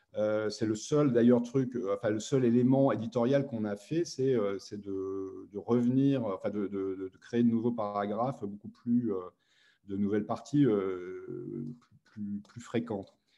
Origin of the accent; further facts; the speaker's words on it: Metz, Grand Est, France; moi je venais de Metz, hein, je n'ai pas de Paris